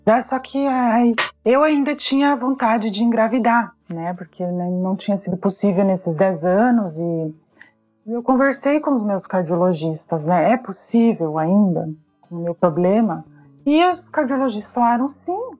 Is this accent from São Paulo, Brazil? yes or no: no; Paraná, Brazil; moved away as an adult; also born or lived in Ireland; now in Wuppertal, Germany; eu sou paranaense